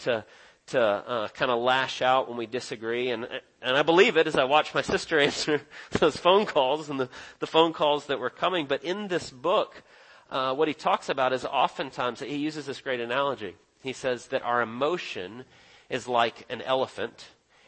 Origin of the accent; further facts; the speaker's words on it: Texas, United States; now in Dawsonville, United States; I was born in Texas and lived there for a while